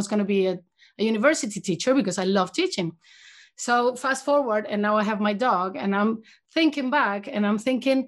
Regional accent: Venezuela; moved away as an adult; I'm from Venezuela originally, and I went to vet school in Venezuela for 4 years

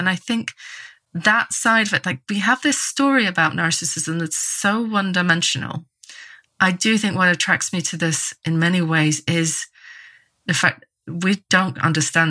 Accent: Northern Ireland, United Kingdom; moved away as an adult; also born or lived in England; I grew up in Northern Ireland in quite a religious context with a lot of dogmatism

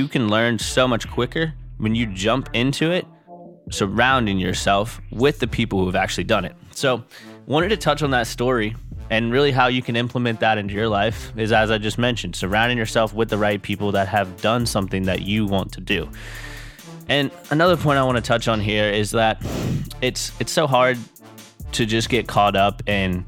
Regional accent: Charleston, South Carolina, United States; growing up in Charleston

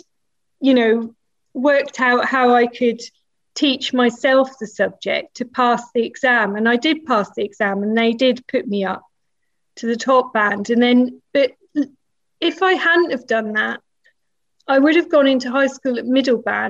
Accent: Norwich, East of England, United Kingdom; moved away as an adult; also born or lived in Peterborough / Bradford; So I was born in Norwich and then my parents moved to Peterborough, which is about 90 miles away.

